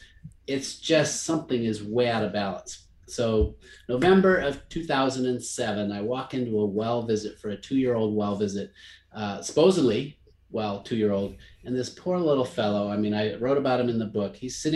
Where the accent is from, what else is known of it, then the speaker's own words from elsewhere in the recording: Zimbabwe; I grew up in Africa, kid of a missionary family in Rhodesia, what's now Zimbabwe.